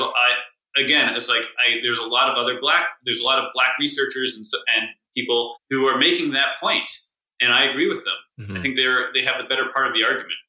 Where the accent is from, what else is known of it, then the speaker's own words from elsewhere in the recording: Newton, Massachusetts, United States; my hometown Newton, where there's basically no murders